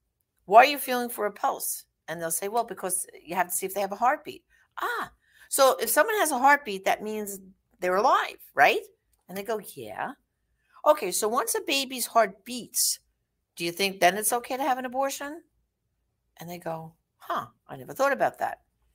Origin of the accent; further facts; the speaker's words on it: New York City, New York, United States; I'm from Brooklyn